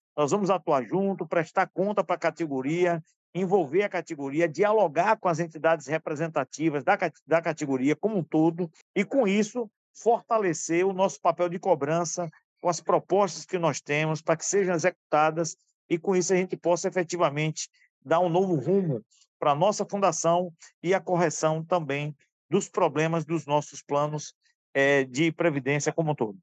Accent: Alagoinhas, Bahia, Brazil; sou da Bahia, da cidade de Alagoinhas

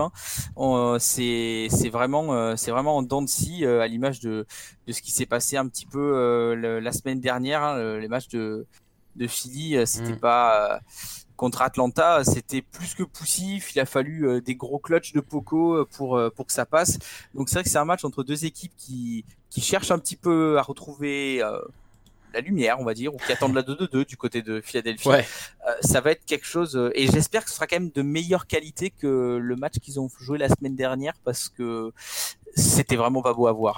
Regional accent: France; je suis français

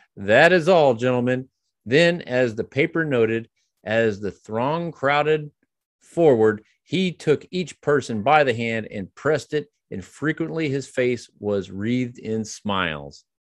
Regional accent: United States

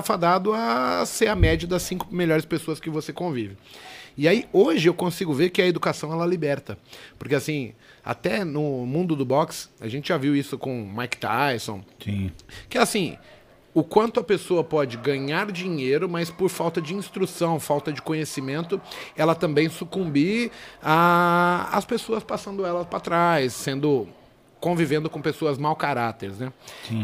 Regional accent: São Paulo, Brazil; Eu nasci no Hospital Vila Nova Cachoeirinha, zona norte de São Paulo

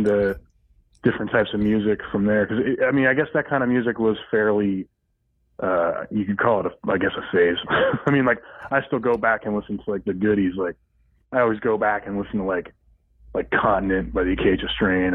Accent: New Jersey, United States; I'm in MVA. I'm from New Jersey.

